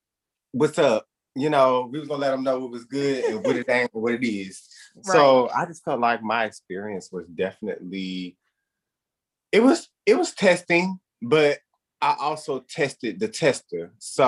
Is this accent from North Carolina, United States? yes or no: yes; Charlotte, North Carolina, United States; moved away as an adult; when I came from Charlotte, North Carolina, a city, busy, you know, very dominant in, you know, people in their beliefs.